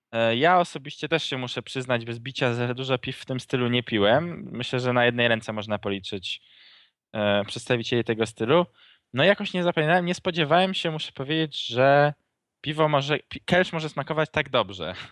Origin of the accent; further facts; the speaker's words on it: Łódź, Łódź Voivodeship, Poland; u nas w Łodzi